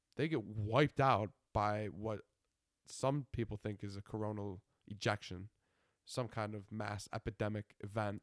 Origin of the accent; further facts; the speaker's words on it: Buffalo, New York, United States; I'm from Buffalo.